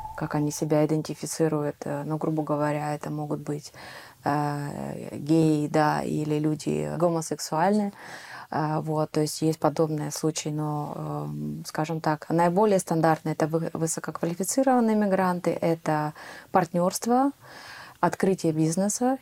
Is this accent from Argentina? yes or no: no; Ukraine; moved away as an adult; now in Netherlands; я из Украины